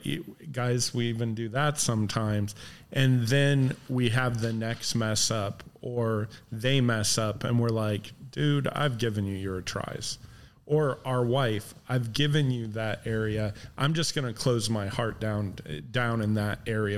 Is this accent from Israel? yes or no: no; Midwest, United States; moved away; we grew up in the Midwest